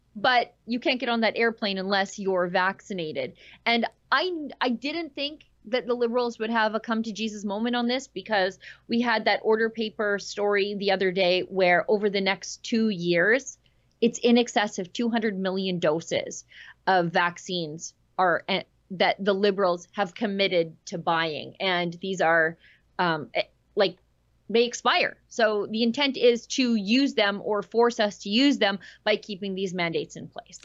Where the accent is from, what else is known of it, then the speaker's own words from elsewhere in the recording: Canada; as a Canadian woman